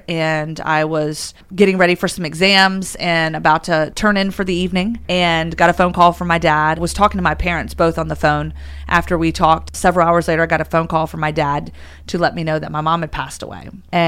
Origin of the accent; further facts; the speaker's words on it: Roanoke, Virginia, United States; I grew up in Roanoke, Virginia.